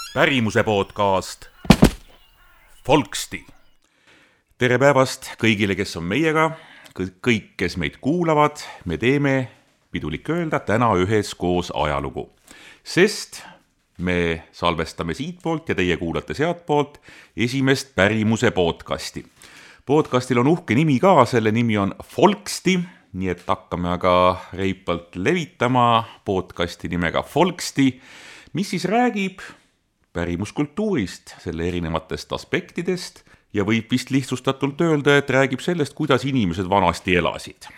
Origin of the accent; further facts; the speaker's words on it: Tallinn, Harju County, Estonia; mina kasvasin Mustamäe Panelkas, hiljem Õismäel